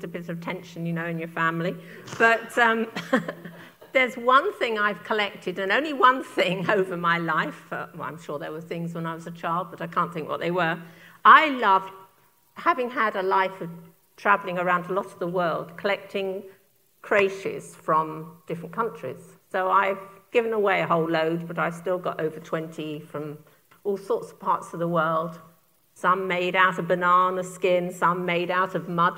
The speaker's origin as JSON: {"language": "English", "town": "Turner's Hill", "region": "South East England", "country": "United Kingdom", "tie": "born or raised there", "said": "the village I was raised in England, little village called Turner's Hill"}